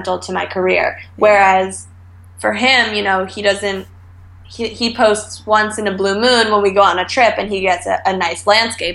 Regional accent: Westchester, New York, United States; now in New York City, United States; I grew up in Westchester, so just like 30 minutes north of the city

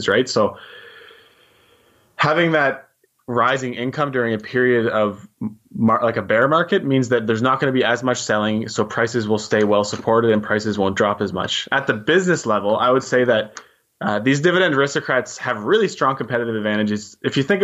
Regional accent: New Brunswick, Canada; I'm Canadian too. I was born and raised in New Brunswick, so give a shout out to the small giant on the East Coast

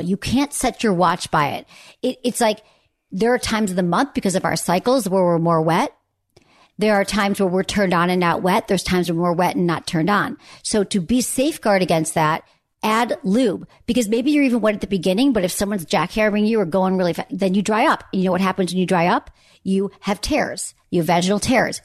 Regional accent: Michigan, United States; I grew up in Michigan

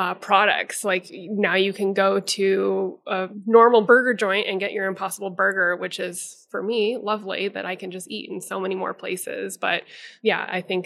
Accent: Denver, Colorado, United States; I am born and raised in Denver

